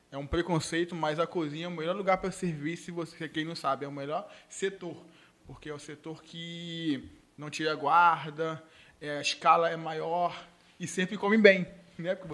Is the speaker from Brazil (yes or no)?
yes; Rio de Janeiro, Brazil; muitos não acreditaram que realmente é, eu vim do Rio e tudo mais